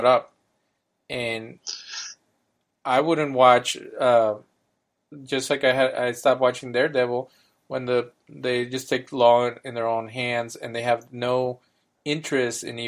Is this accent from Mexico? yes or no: yes; Mexico; as a kid in Mexico